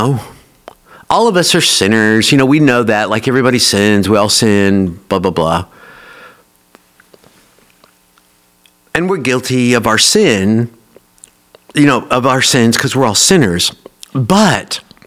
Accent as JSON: {"language": "English", "town": "Oak Ridge", "region": "Tennessee", "country": "United States", "tie": "born or raised there", "said": "I grew up here in Oak Ridge"}